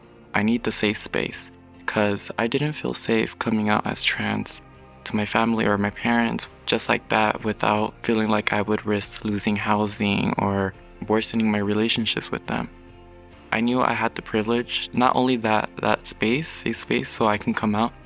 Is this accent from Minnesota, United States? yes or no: no; Los Angeles, California, United States; also born or lived in Long Beach / Tijuana; now in Pomona, United States; I was born in Long Beach, California. 2 weeks after I was born, I ended up moving to Tijuana. I lived there for a good 3-4 years. Then I would move to LA, shifting from city to city. And now I reside in Pomona.